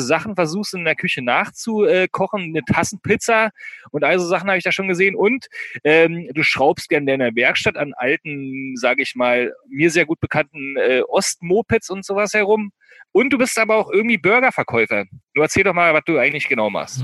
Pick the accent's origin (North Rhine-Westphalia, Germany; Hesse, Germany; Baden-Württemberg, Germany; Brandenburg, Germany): Brandenburg, Germany; eastern; moved away; aus meiner Heimat, aus dem Brandenburger Osten